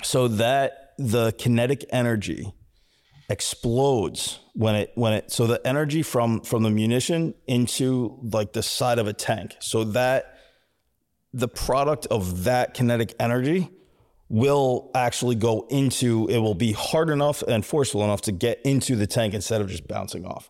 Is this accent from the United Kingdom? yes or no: no; United States; I'm American.